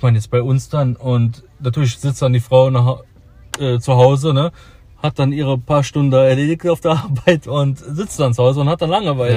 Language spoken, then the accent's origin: German; Cologne, North Rhine-Westphalia, Germany; bei uns in Köln